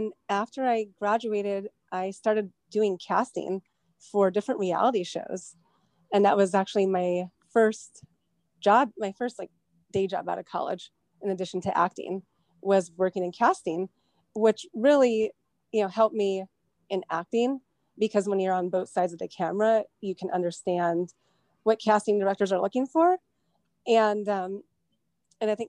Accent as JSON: {"language": "English", "town": "Westlake Village", "region": "California", "country": "United States", "tie": "born or raised there", "said": "I was born in Westlake Village, and that's where I grew up"}